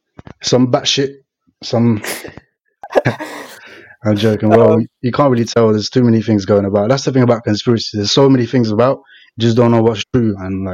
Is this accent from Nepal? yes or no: yes; eastern Nepal, Nepal; now in United Kingdom; So, I'm basically a Tapali. So, that's east of the country.